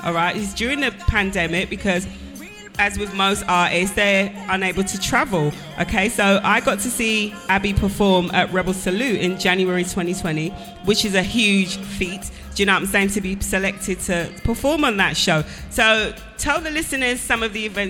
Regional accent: England, United Kingdom; I'm English.

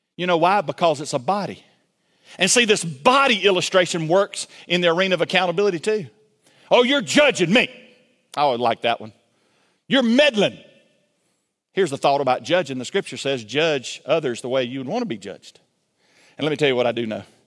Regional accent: Milledgeville, Georgia, United States; I grew up in Milledgeville, Georgia

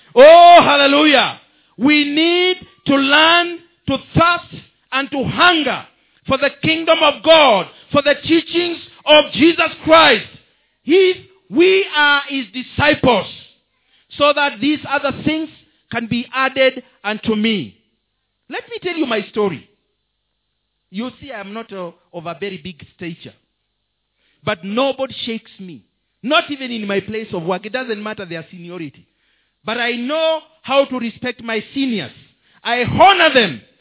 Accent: Kenya; I'm a Kenyan citizen

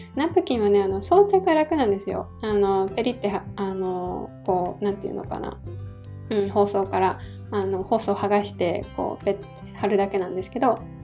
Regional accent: Hiroshima, Japan; moved away; 私はですねあの地元が広島なので

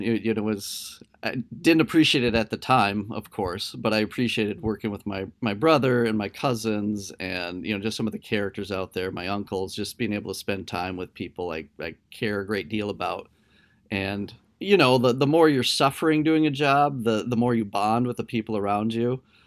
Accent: Delavan, Minnesota, United States; moved away as an adult; also born or lived in Blue Earth, Minnesota / Hastings, Minnesota; My hometown is actually a really tiny, small farming community in southern Minnesota. It's called Delavan

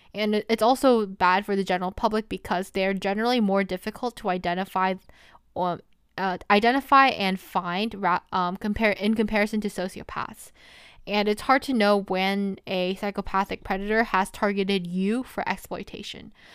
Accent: New Jersey, United States; I am a senior from New Jersey

